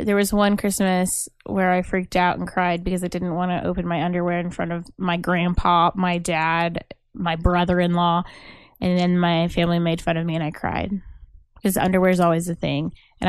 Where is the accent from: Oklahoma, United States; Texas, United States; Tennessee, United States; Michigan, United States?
Oklahoma, United States; I grew up here in Oklahoma where sports matter and I just never got into it.